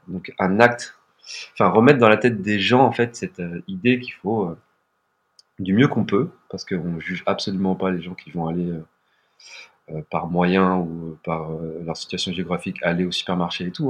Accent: Montigny-lès-Cormeilles, Île-de-France, France; also born or lived in Paris; on a grandi dans le 95, dans le Val d'Oise, à Montigny-les-Cormeilles pour être très précis

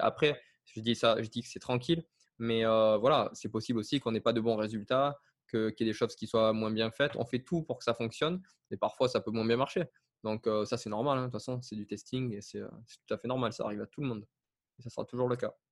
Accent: south of France, France; je viens à la base du sud de la France

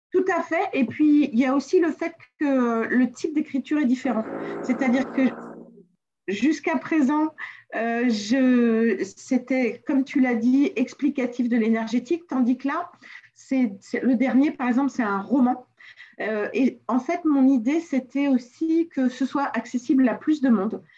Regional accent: Le Mans, Pays de la Loire, France; moved away; also born or lived in South America / Antilles; je suis née au Mans, en France

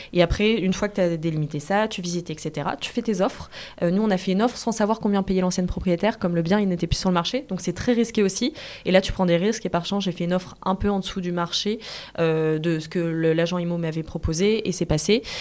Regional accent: Lille, Hauts-de-France, France; je suis de Lille

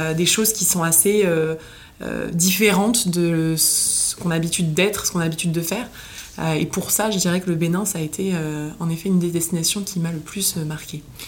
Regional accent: Nice, Provence-Alpes-Côte d'Azur, France; moved away as an adult; now in Paris, France; j'ai grandi à Nice, j'ai déménagé à Paris euh, jeune pour mes études

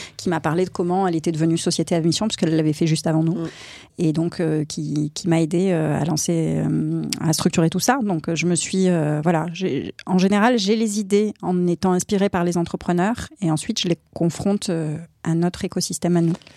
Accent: Aix-en-Provence, Provence-Alpes-Côte d'Azur, France; je suis originaire d'Aix-en-Provence

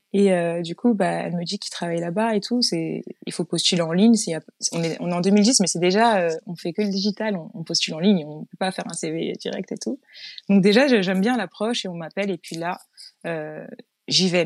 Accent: Chanteloup-les-Vignes, Île-de-France, France; moved away as an adult; Je suis née dans le sud de la France, mais mmh. j'étais toute petite quand je, quand je suis arrivée à Chanteloup-les-Vignes

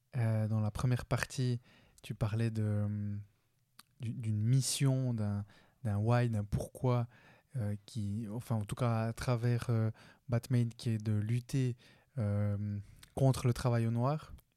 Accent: Switzerland; on vit en Suisse. Euh, moi, je suis né en Suisse. Premier de ma famille, je suis colombien. Premier de ma famille à être né en Suisse

